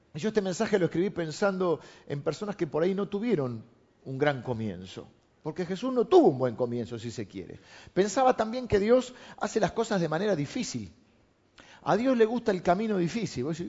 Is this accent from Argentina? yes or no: yes; La Plata, Buenos Aires Province, Argentina; also born or lived in Morón; Yo nací en La Plata.